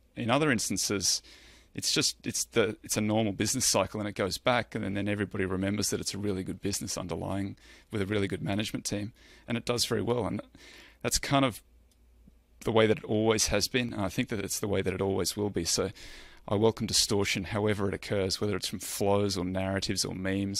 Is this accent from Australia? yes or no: yes; Australia; I'm Australian